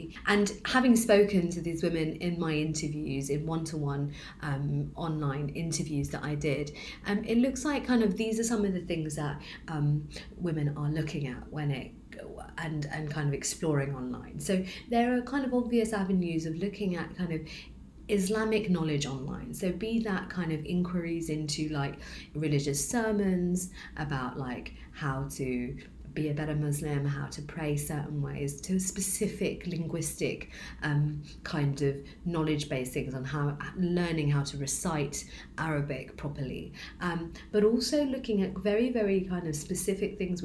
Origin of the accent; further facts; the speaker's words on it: London, United Kingdom; I am also a British Bangladeshi woman, born in Tower Hamlets